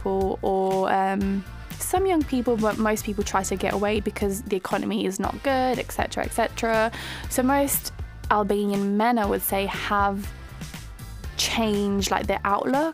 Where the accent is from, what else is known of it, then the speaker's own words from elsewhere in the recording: London, United Kingdom; also born or lived in Greece; growing up in London